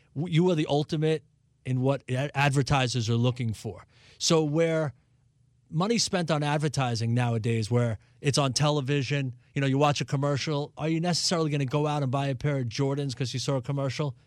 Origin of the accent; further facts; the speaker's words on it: New York City, New York, United States; moved away; I grew up in New York City in Brooklyn.